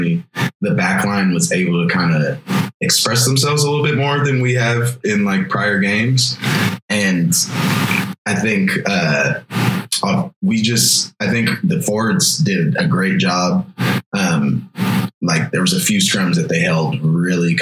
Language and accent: English; Portland, Oregon, United States; now in Austin, United States; I'm originally from Portland, Oregon